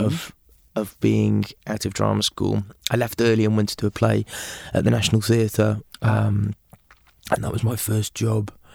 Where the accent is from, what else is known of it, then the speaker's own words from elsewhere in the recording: Aberystwyth, Wales, United Kingdom; also born or lived in England / Liverpool; in Aberystwyth, my hometown